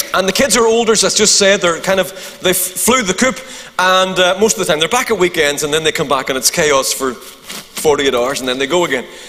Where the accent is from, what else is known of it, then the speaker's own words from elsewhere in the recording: Eglinton, Northern Ireland, United Kingdom; also born or lived in Ballynahinch, County Down; I'm from Eglinton.